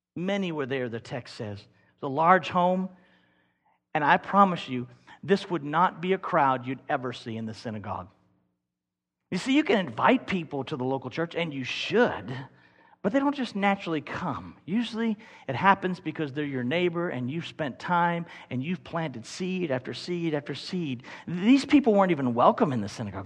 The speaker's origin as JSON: {"language": "English", "region": "Kentucky", "country": "United States", "said": "We're from Kentucky."}